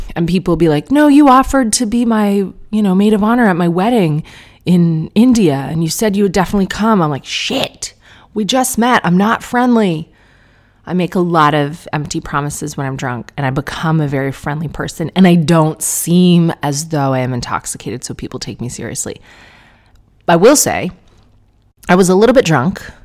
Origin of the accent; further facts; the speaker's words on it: Canada; as a Canadian